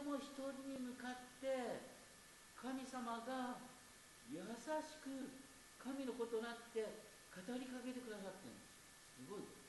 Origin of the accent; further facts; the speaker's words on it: Asahikawa, Hokkaido, Japan; 私は旭川出身ですが